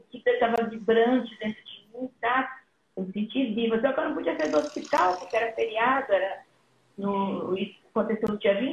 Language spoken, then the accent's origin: Portuguese; São Paulo, Brazil; moved away as an adult; also born or lived in Minas Gerais; now in Spain; sou mineira, fui criada em São Paulo, né? No interior de São Paulo e na, na, na capital também.